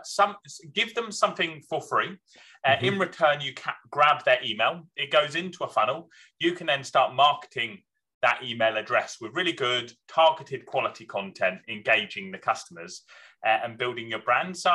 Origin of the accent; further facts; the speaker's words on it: Scotland, United Kingdom; I was born in Scotland